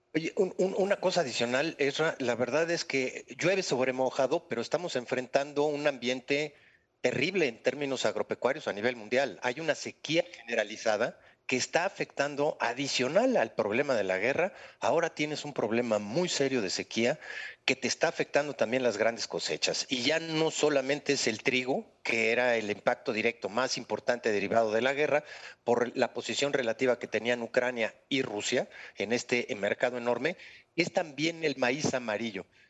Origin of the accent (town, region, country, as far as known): Mexico